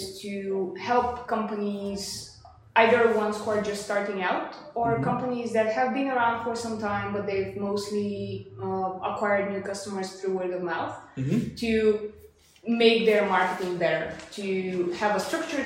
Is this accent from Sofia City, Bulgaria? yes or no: yes; Sofia, Sofia City, Bulgaria; English is a second language; also born or lived in Leeds / Leeuwarden; From Bulgaria. I'm originally from Sofia. I lived there most of my life